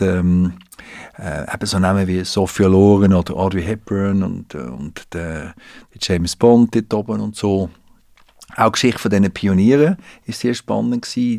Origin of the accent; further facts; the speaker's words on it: Switzerland; Wir sind kleinräumig in der Schweiz